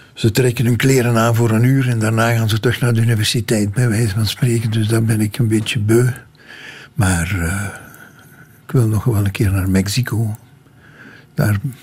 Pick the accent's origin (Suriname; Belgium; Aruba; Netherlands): Belgium; Limburg, Flanders; dat ik uit Limburg kom